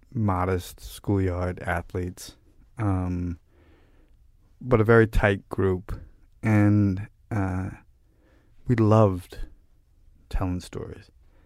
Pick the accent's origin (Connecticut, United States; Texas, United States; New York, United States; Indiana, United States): New York, United States; Brooklyn; For all my, bullshit bravado and, whatever about growing up in Brooklyn, I grew up with a group of guys who, were classic sort of Brooklyn.